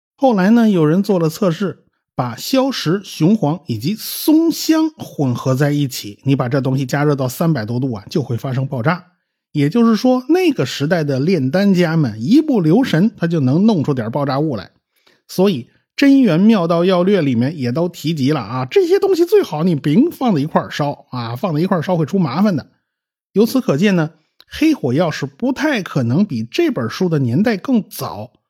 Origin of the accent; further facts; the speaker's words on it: China; 我们中国人